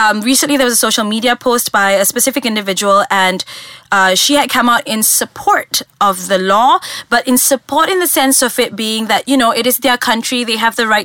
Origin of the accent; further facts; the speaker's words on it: Malaysia; as a Malaysian, this is happening so close to home